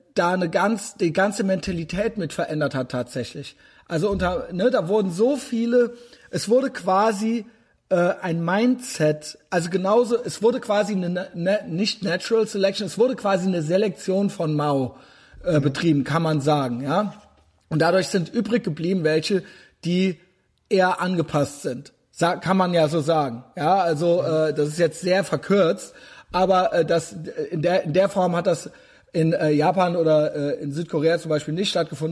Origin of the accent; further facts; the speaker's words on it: Germany; als Deutsche